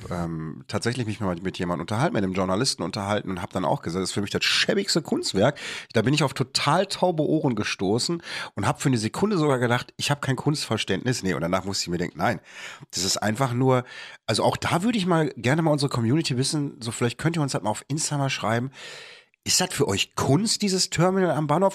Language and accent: German; Bochum, North Rhine-Westphalia, Germany; hier bei uns in Bochum